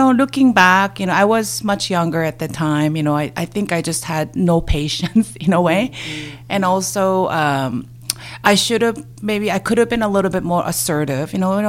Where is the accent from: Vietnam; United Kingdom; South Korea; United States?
South Korea; born or raised there; English is a second language; moved away as an adult; now in Canada